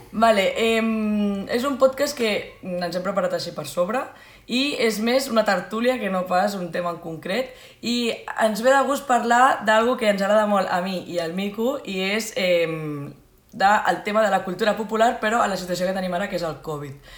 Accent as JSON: {"language": "Catalan", "town": "Sitges", "region": "Catalonia", "country": "Spain", "said": "Nosaltres som de Sitges, és a dir, comarca el Garraf"}